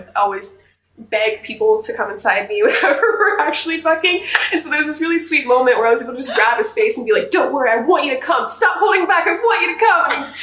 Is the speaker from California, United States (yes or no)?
yes; California, United States; I was born in California.